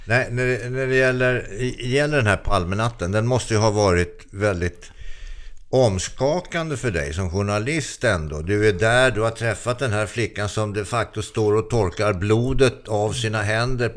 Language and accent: Swedish; Solna, Stockholm County, Sweden; Sjövägen i Solna där jag växte upp